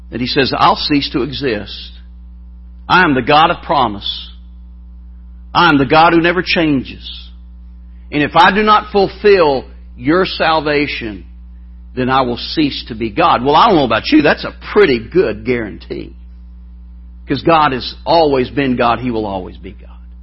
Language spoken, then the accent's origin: English; Alabama, United States; accent: southern; I'm from the South